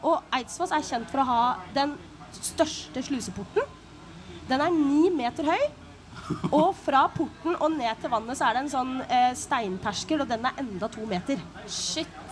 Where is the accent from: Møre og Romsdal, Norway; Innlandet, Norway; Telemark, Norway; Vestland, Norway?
Telemark, Norway; Bø; født og oppvokst her. Eh, i, I Bø, riktignok.